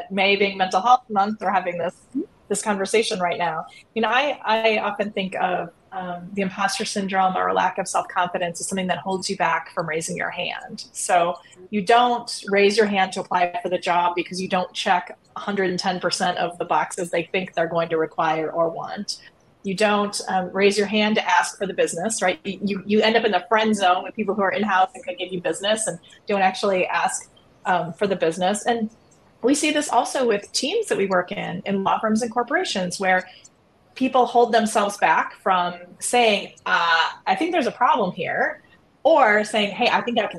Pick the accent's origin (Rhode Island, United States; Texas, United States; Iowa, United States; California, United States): Iowa, United States; moved away; the reason I got admitted to the University of Chicago Law School was because I was from Iowa